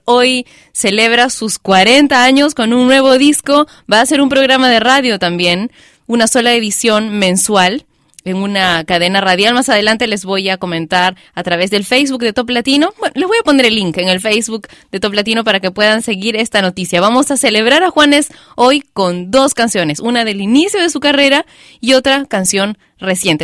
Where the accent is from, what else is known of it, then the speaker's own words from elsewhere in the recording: Peru; mi país, Perú